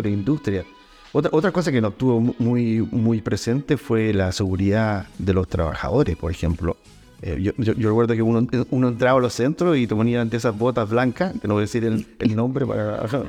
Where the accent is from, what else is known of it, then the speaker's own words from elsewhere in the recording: Calbuco, Los Lagos, Chile; also born or lived in Puerto Montt; Soy de Calbuco, criado en Calbuco, aunque nací en Puerto Montt